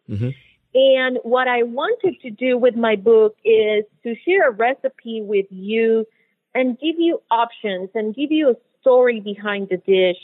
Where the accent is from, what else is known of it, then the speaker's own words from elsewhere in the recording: Puerto Rico; now in Miami, United States; I'm originally from Puerto Rico. When I moved to Miami